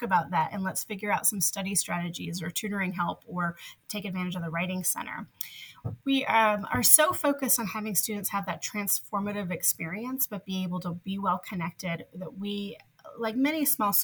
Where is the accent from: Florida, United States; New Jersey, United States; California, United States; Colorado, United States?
New Jersey, United States; moved away as an adult; also born or lived in North Carolina; now in Memphis, United States; I grew up in New Jersey, just a train ride away from New York.